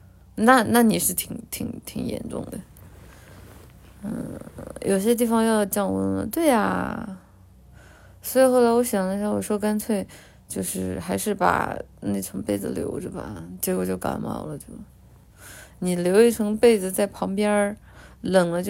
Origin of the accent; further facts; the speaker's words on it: Guangdong, China; 奶姐，奶姐来我们老广过日子吧。